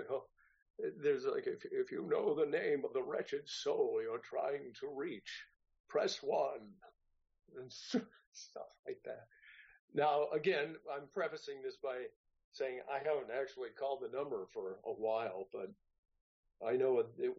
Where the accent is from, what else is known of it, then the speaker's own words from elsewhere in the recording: San Francisco Bay Area, California, United States; moved away as an adult; also born or lived in Santa Barbara; I'm originally from the San Francisco Bay Area